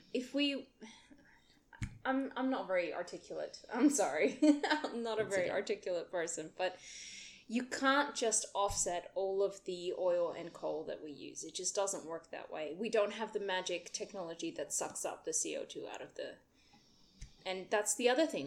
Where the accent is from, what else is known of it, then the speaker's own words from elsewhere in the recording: Netherlands; now in Australia; I had never had a blackout before in the Netherlands